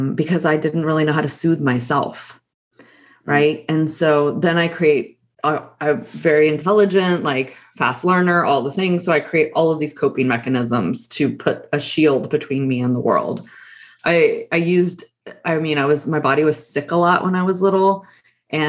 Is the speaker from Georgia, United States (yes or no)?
no; Texas, United States; I grew up in Texas.